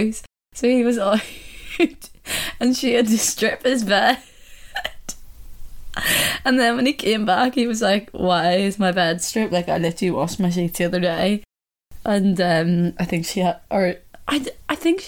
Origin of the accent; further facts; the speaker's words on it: Ireland; accent: Irish; my Irish accent